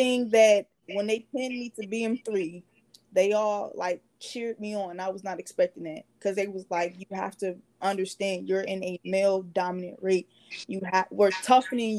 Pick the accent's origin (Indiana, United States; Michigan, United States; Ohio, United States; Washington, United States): Ohio, United States; Cleveland; moved away; We're both from Cleveland, Ohio